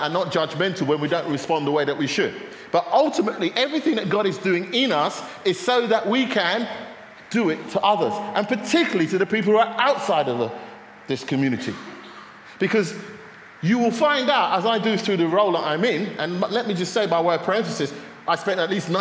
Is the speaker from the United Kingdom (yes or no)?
yes; London, United Kingdom; now in Luton, United Kingdom; I come from North London, I come from Finsbury Park, which is culturally quite diverse